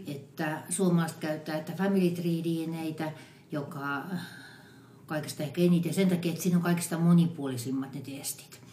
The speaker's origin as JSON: {"language": "Finnish", "region": "Western Finland", "country": "Finland", "said": "mä olen länsisuomalainen"}